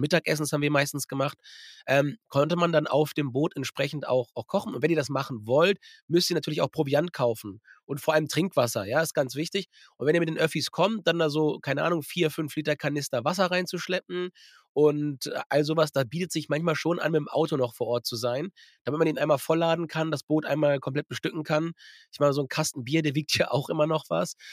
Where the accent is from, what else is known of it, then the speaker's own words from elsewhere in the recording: Germany; bei uns in Deutschland